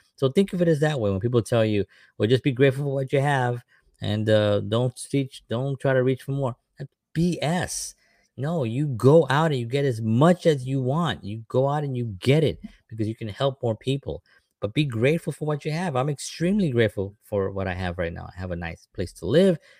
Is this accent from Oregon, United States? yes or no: no; New York City, New York, United States; I grew up in the South Bronx